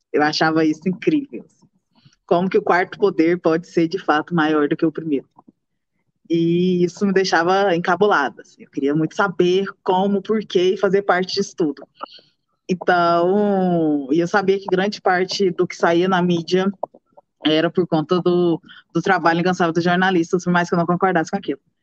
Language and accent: Portuguese; Morrinhos, Goiás, Brazil; Eu sou de Morrinhos, interior do estado de Goiás. Nasci em novembro de 95.